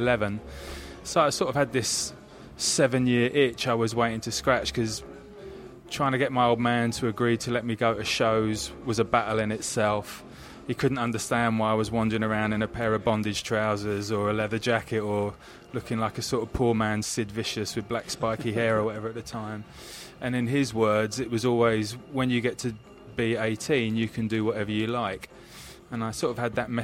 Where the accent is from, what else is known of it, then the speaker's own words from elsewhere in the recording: Rickmansworth, East of England, United Kingdom; also born or lived in Devon / Islington, London; I grew up just on the outskirts of London in a very sleepy conservative town called Rickmansworth